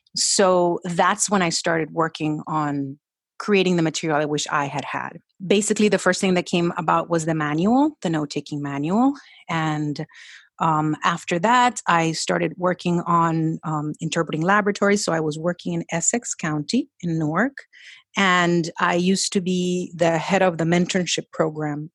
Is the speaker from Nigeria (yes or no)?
no; Colombia; English is a second language; moved away; also born or lived in Florida; we went back to Colombia